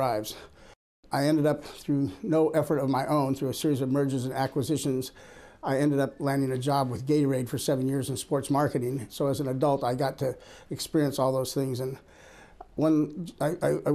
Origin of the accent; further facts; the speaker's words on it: Los Angeles, California, United States; moved away as an adult; now in Israel; I was born and raised in Los Angeles